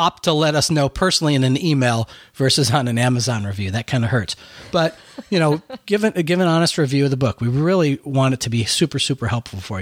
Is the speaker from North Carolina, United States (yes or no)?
no; Buffalo, New York, United States; moved away; I'm from Buffalo, New York, originally